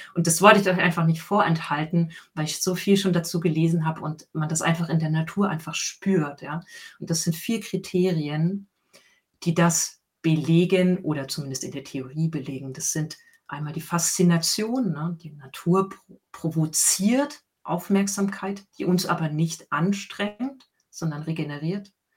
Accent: Leipzig, Saxony, Germany; moved away; ich bin gebürtig aus Sachsen. Ich bin in Leipzig geboren und dort im Südwesten von Leipzig groß geworden

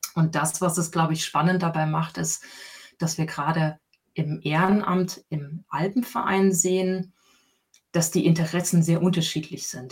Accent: Leipzig, Saxony, Germany; moved away; ich bin gebürtig aus Sachsen. Ich bin in Leipzig geboren und dort im Südwesten von Leipzig groß geworden

